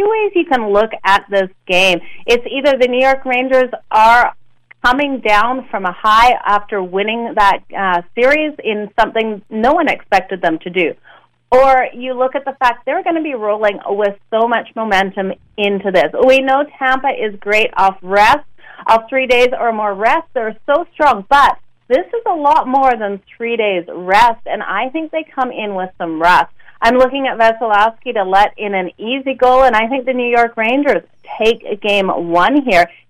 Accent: Calgary, Alberta, Canada; I am from the Calgary area

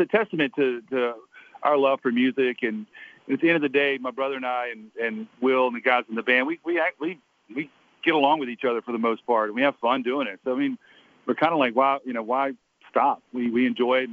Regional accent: Atlanta, Georgia, United States; I grew up in downtown Atlanta

